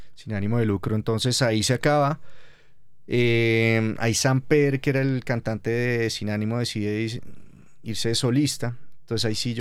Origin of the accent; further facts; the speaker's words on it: Colombia; como colombianos